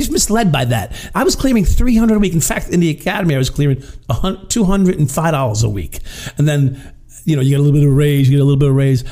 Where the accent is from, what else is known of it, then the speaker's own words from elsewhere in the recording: Long Island, New York, United States; also born or lived in Brooklyn; I was a Long Island kid, right? I was born in Brooklyn, but raised on Long Island